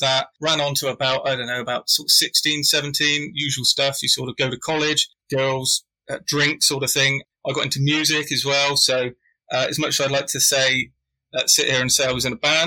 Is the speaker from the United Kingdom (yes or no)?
yes; England, United Kingdom; being English. Or British, I should say